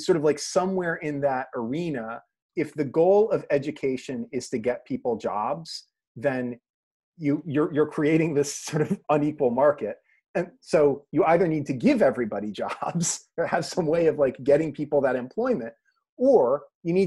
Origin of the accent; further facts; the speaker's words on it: Connecticut, United States; we're both from Connecticut